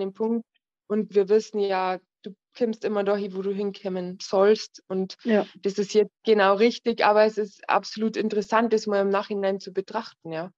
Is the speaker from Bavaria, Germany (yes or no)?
yes; Bavaria, Germany; Ich komme aus Bayern